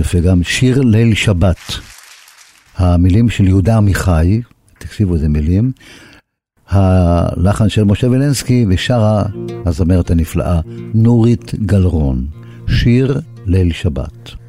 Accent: Haifa, Haifa District, Israel; אני, דרך אגב, גם נולדתי ליד הים בחיפה.

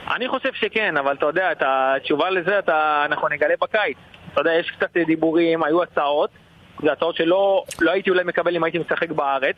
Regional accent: Eilat, Southern District, Israel; moved away as an adult; now in Austria; אני ילד אילתי

